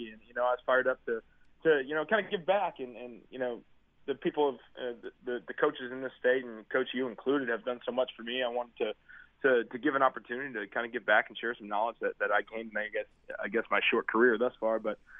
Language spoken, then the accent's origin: English; Door County, Wisconsin, United States; also born or lived in Milwaukee / Brookfield; I grew up, I'm from Milwaukee originally, moved up to Door County when I was in all the way back in first grade. I lived up there for 10 years, went to Southern Door High School for 3 years.